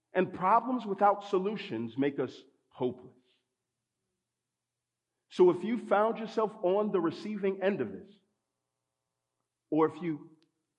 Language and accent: English; Texas, United States; I grew up in Texas, so we used to go to the Texas State Fair